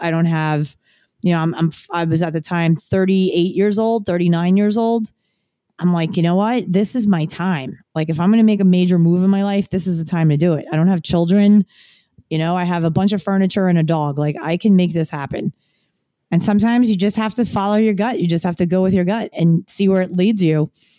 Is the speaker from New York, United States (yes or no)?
yes; New York, United States; accent: New York; moved away as an adult; also born or lived in northern New Jersey; now in Miami, United States; it was all right when I lived there, but I was born and raised in New York. And I, you know, made the decision to move to New Jersey because he wanted me to.